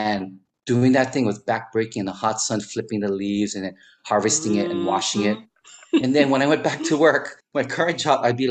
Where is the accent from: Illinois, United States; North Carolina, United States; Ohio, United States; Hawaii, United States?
Hawaii, United States; Wahiawa; also born or lived in Philippines / Pearl Harbor, Hawaii / Kaneohe, Hawaii; I eventually grew up in Waihewa